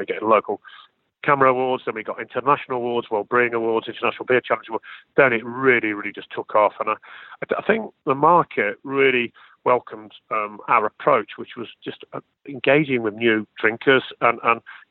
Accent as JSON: {"language": "English", "region": "Midlands", "country": "United Kingdom", "said": "I was from the Midlands in the heart of England"}